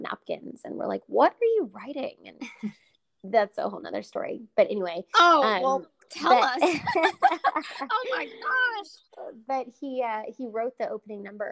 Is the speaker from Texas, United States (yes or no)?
yes; Dallas, Texas, United States; growing up in Dallas, you're kind of forced to be a Cowboys fan